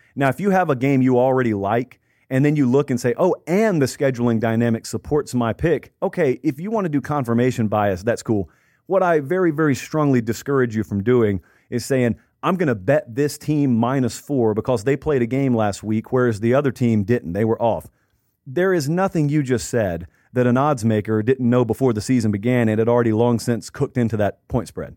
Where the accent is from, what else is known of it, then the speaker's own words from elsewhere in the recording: the South, United States; From where I grew up in the South